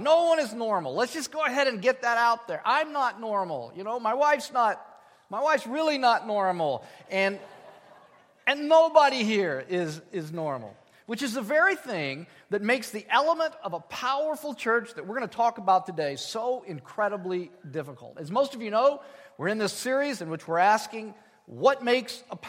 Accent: United States; As American people

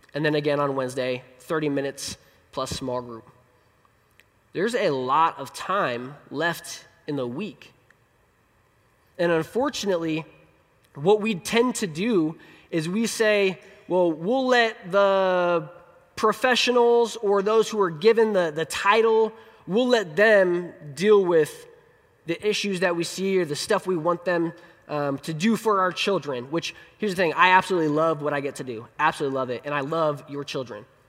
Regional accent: Colorado, United States; moved away; I, I was born in Colorado, and so that's my favorite place. Um, our family joke is that Colorado's the promised land, and we have been wandering in the wilderness ever since 2000.

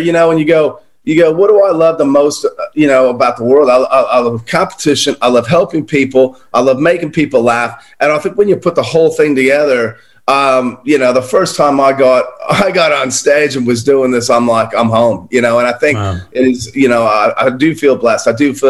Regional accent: United States; now in Australia; But I'm originally American. I don't know where my accent is, Charles. I think it's old.

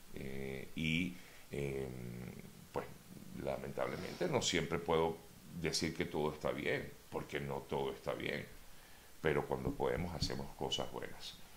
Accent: Venezuela; somos nosotros los venezolanos

